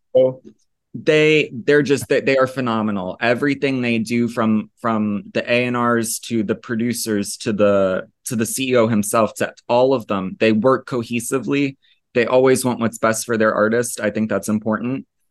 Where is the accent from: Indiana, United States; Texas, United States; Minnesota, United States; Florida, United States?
Florida, United States; moved away as an adult; also born or lived in Italy / Basque Country, Spain; I was born in Florida